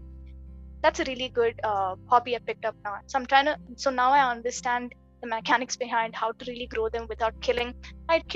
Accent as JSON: {"language": "English", "region": "Kerala", "country": "India", "said": "I'm from Kerala"}